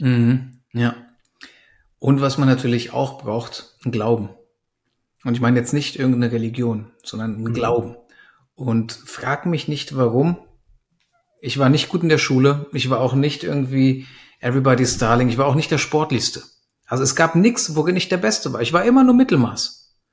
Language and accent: German; Germany; also born or lived in Romania / Frankfurt / Berlin; in meiner Familie wir kommen ursprünglich aus Rumänien, ähm, sind dann in den 90ern nach Deutschland gekommen. Ich war drei Jahre alt